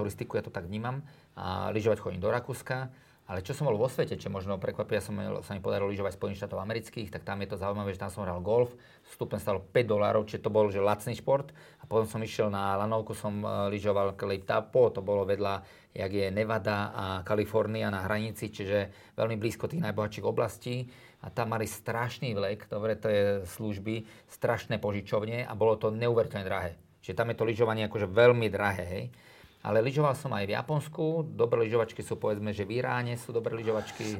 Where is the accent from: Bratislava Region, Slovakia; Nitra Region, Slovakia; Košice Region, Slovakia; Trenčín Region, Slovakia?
Trenčín Region, Slovakia; Drietoma; tam som ja vlastne vyrastal, ja som sa narodil v Trenčíne a chodím na tie Biele Karpaty